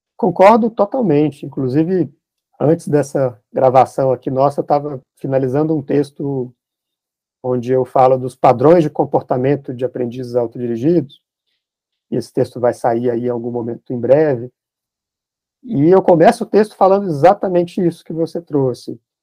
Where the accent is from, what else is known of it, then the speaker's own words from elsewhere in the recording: Minas Gerais, Brazil; eu me defino como um bom mineiro